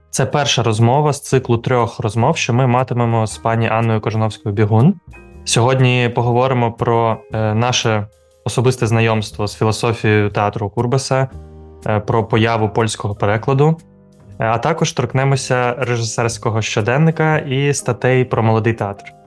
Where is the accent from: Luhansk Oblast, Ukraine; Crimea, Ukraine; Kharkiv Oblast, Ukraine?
Kharkiv Oblast, Ukraine; Kharkiv; moved away; все дитинство і юність провів в кількосот метрах від будинку слова